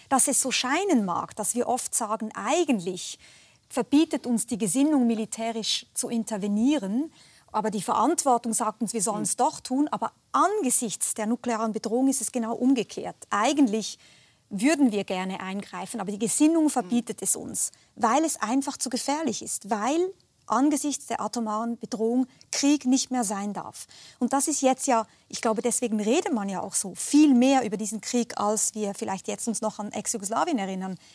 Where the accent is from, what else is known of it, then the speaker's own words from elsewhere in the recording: Switzerland; gerne als Schweizerin hier am Tisch